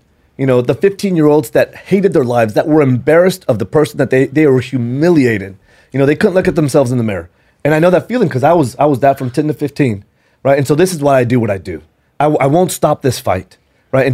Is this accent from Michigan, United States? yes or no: no; San Antonio, Texas, United States; I grew up in San Antonio